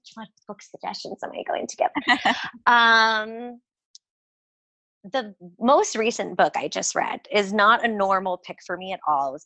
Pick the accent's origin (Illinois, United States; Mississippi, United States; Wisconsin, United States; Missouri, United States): Missouri, United States; I'm from Missouri, but my family definitely skews Southern.